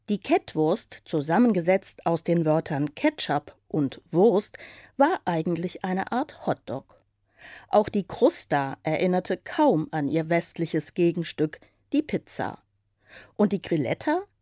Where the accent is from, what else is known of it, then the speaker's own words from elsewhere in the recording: West Germany, Germany; Ich bin ja eigentlich aus dem Westen mal was anderes. Nicht? Man ist ja zu Ostzeiten wenig äh, hier nach dem Osten gekommen.